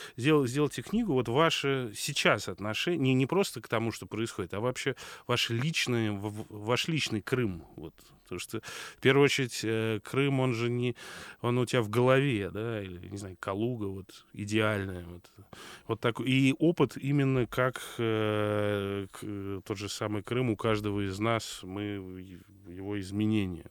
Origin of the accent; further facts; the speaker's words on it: Moscow, Russia; я как коренной москвич